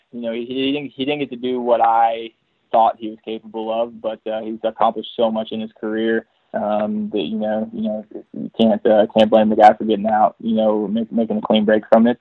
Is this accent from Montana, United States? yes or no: no; Texas, United States; moved away; I'm originally from Texas